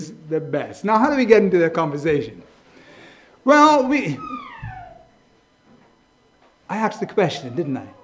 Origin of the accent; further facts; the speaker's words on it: Bermuda; moved away as an adult; now in England; I'm from Bermuda.